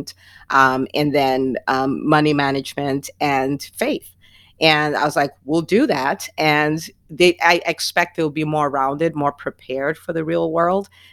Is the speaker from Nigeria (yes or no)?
yes; Nigeria; also born or lived in New Jersey; now in Atlanta, United States; I grew up in Nigeria where it's always hot.